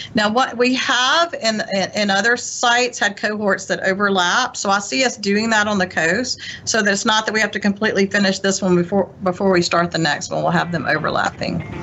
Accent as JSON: {"language": "English", "area": "Lowndes County", "region": "Mississippi", "country": "United States", "tie": "born or raised there", "moved": "as an adult", "said": "I'm a native um, of, of Lowndes County, Mississippi, and actually a fifth generation native of Lowndes County"}